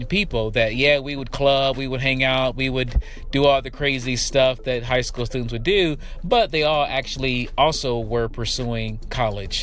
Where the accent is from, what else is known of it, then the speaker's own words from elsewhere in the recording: Detroit, Michigan, United States; I grew up in Detroit, in the city, in the hood, on the east side, and then on the west side